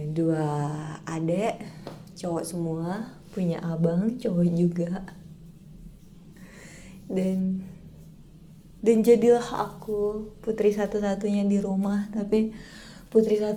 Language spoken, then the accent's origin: Indonesian; Pekanbaru, Riau, Indonesia; now in Jakarta, Indonesia; yang aku pulang Februari deh kalau nggak salah yang aku dari Jakarta ke Pekanbaru itu kan waktu mau balik ke Jakartanya kan aku sempat flu ya